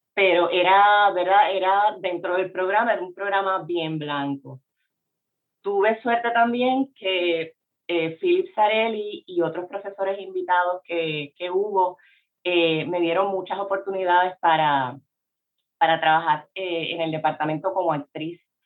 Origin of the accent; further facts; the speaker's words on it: Puerto Rico; yo no era considerada una mujer puertorriqueña